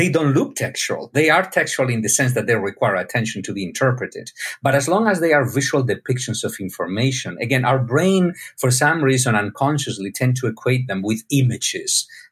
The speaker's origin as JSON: {"language": "English", "country": "Spain", "tie": "born or raised there", "said": "My dad is a medical doctor, also from Spain. I was born in Spain"}